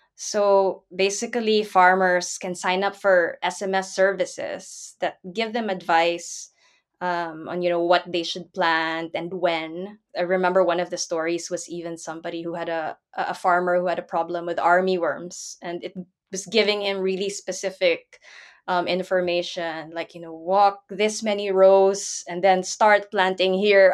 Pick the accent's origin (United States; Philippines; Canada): Philippines; now in Netherlands; I'm from the Philippines, so I did grow up with, you know, floodwaters rising up around me